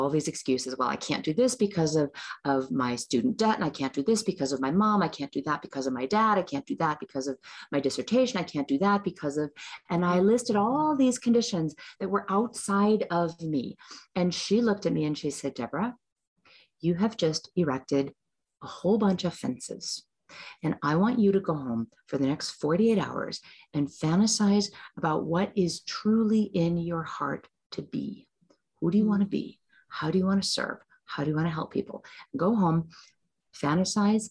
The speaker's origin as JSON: {"language": "English", "country": "United States", "tie": "born or raised there", "said": "I'm an American. I'm born in the United States"}